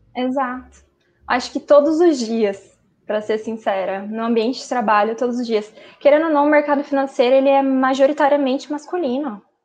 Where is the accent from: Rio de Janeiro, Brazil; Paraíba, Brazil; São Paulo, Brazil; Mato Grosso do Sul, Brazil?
Mato Grosso do Sul, Brazil; Campo Grande; also born or lived in Uberlândia / Belo Horizonte; eu não sou de Uberlândia, eu sou daqui de Campo Grande